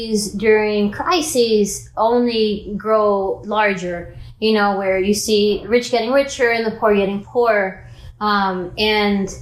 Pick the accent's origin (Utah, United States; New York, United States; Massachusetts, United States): New York, United States; New York City; also born or lived in Dominican Republic; I was raised in Washington Heights, which is a predominantly Dominican community